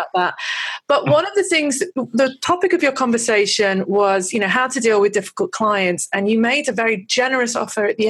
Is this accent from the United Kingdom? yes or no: yes; United Kingdom; I'm British